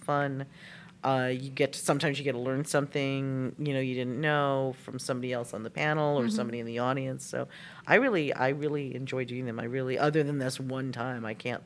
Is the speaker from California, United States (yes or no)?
yes; Southern California, United States; also born or lived in Los Angeles; now in Arizona, United States; We're originally from Southern California